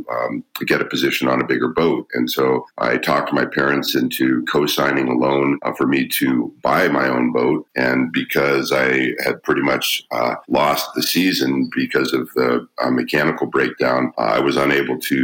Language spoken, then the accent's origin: English; Juneau, Alaska, United States; I was born and raised in Juneau, and I grew up in a very political family